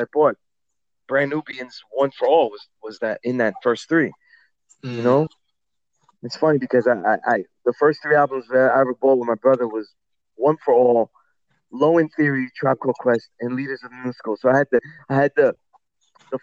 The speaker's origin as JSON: {"language": "English", "town": "New York City", "region": "New York", "country": "United States", "said": "I'm from Sunset Park that was really a Puerto Rican neighborhood"}